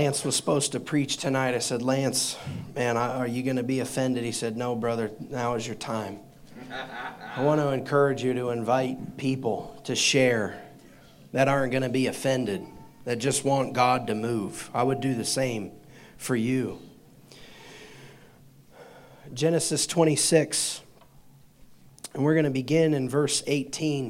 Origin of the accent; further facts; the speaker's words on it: Indiana, United States; I'm the only member of my family that was born in Indiana